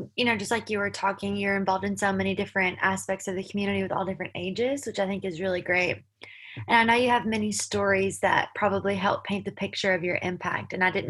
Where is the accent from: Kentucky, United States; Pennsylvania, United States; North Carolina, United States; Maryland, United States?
Kentucky, United States; Winchester; I'm from Winchester